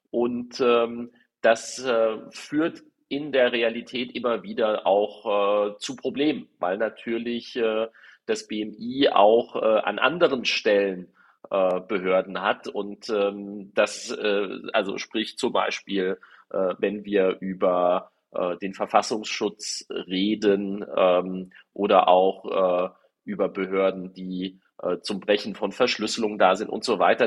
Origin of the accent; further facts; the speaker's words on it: Darmstadt-Dieburg district, Hesse, Germany; hier im Landkreis Darmstadt-Dieburg gab es das auch, äh, wo ich herkomme